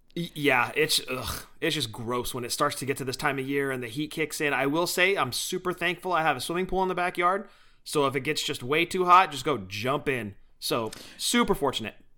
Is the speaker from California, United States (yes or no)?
yes; Bay Area, California, United States; moved away as an adult; now in the valley, California, United States; born and raised in the Bay Area, both of us